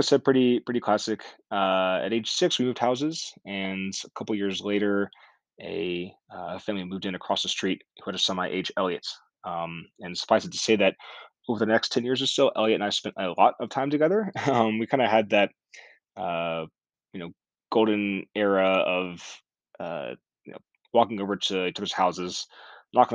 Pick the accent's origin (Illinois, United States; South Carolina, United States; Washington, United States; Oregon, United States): South Carolina, United States; Myrtle Beach; I was born on October 11th, 1992, in Myrtle Beach, South Carolina.